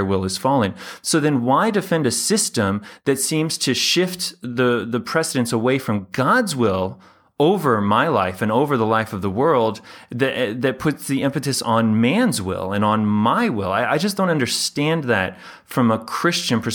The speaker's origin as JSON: {"language": "English", "country": "United States", "said": "Being American"}